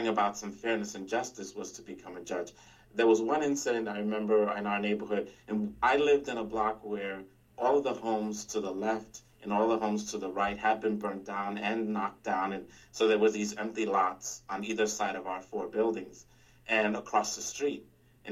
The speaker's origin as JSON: {"language": "English", "town": "New York City", "region": "New York", "country": "United States", "tie": "born or raised there", "first_language": "Spanish", "said": "Born and raised in the Bronx, in the South Bronx as well"}